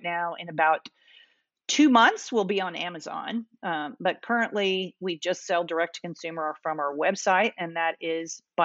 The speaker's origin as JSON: {"language": "English", "region": "Kentucky", "country": "United States", "tie": "born or raised there", "said": "I grew up in Kentucky"}